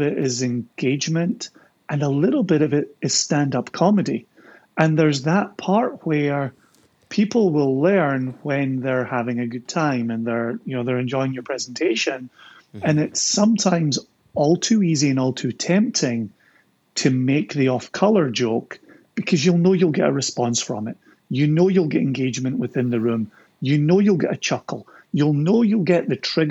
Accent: Scotland, United Kingdom; That's how we do it in Scotland

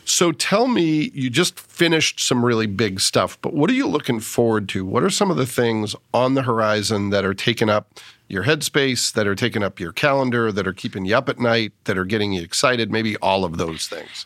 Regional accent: Massachusetts, United States; moved away; growing up in Massachusetts

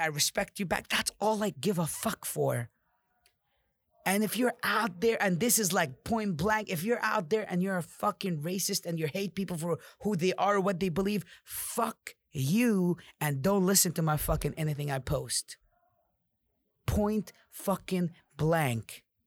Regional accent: Amman, Amman Governorate, Jordan; now in United States; I came from Jordan, Amman. It's a third world country.

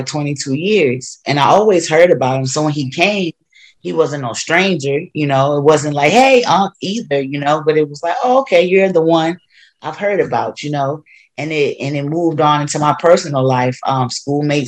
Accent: Wilmington, Delaware, United States; moved away as an adult; I moved back to my hometown of Delaware. And particularly Wilmington, that's where I grew up.

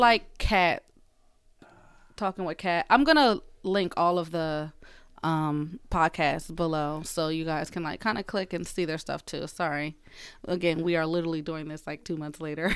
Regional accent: Philadelphia, Pennsylvania, United States; moved away; my hometown, Philly

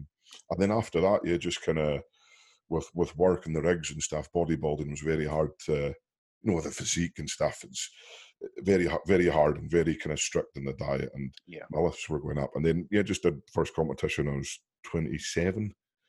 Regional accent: Wales, United Kingdom; Being a British guy as well from Wales

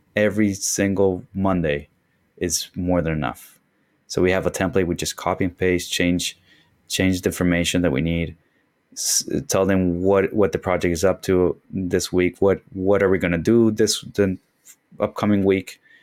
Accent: Concepción, Biobío, Chile; moved away as an adult; now in Miami, United States; that's my hometown. Um, it's, it's Concepcion, actually, which is further south

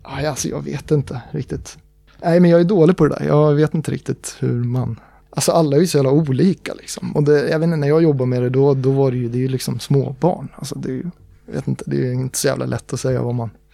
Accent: Uppsala, Uppsala County, Sweden; jag är ju från Uppsala

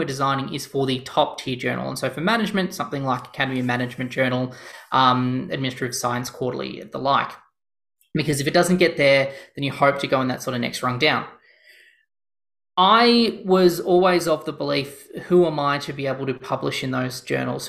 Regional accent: Australia; I'm Australian

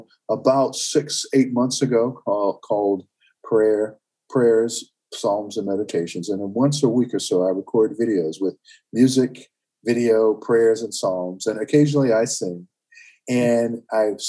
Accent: Winston-Salem, North Carolina, United States; moved away as an adult; also born or lived in Hickory, North Carolina; now in Northern Virginia, United States; went to Winston-Salem, North Carolina, which was my hometown

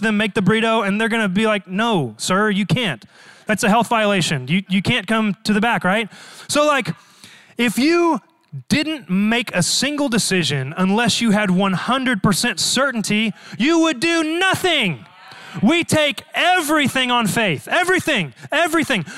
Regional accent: Dallas, Texas, United States; Born and raised in Dallas, Texas

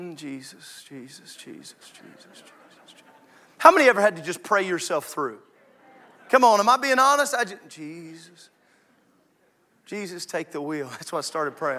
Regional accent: Illinois, United States; moved away; I grew up in Illinois

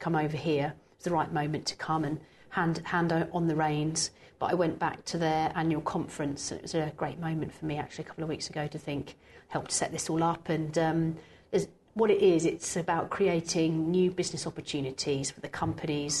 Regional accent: Cambridgeshire, East of England, United Kingdom; I'm from Cambridgeshire, where I grew up

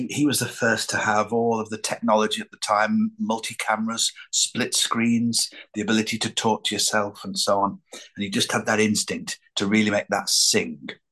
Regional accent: Lancashire, North West England, United Kingdom; growing up in Lancashire, I was surrounded by so many characters

